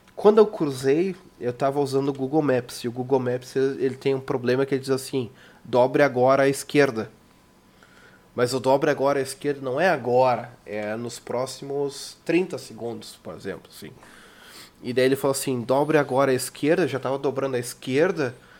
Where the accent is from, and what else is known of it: Brazil; moved away